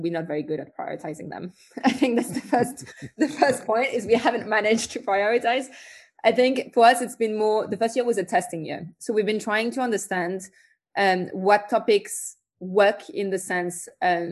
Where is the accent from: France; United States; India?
France; accent: French; As you'll also hear from my accent, I'm French